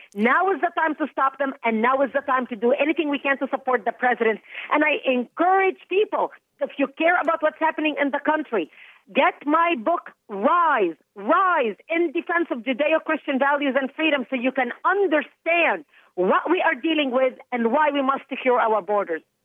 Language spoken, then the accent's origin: English; Lebanon; first language Arabic; English is a second language; now in United States; originally I was born and raised in Lebanon